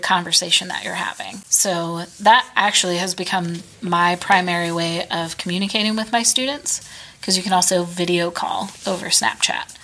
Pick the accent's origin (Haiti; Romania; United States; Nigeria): United States; as an American